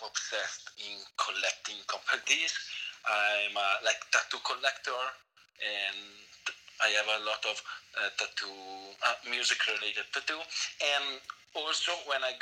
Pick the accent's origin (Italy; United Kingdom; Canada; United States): Italy; northern Italy; English is a second language; moved away as an adult; now in Madrid, Spain; I'm from Italy, from the northern part of Italy, but I live in Madrid, Spain.